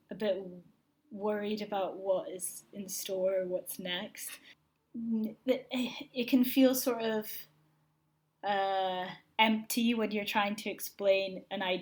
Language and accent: English; Aberdeen, Scotland, United Kingdom; I'm from Aberdeen